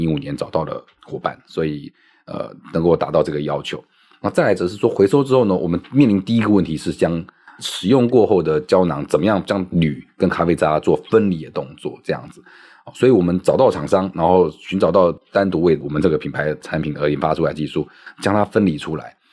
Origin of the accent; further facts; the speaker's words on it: Taiwan; 身为台湾人